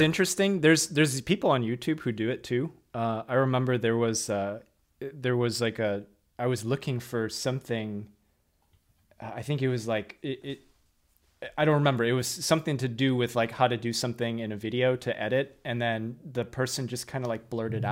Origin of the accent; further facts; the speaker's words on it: Midwest, United States; moved away; I'm coming from the Midwest